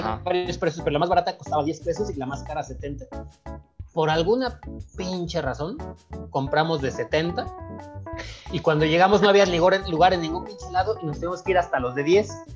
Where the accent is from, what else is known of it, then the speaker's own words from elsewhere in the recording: Michoacán, Mexico; now in Mexico City, Mexico; yo soy de Michoacán